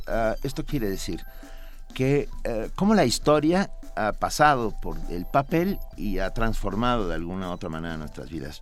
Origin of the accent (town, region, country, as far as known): Mexico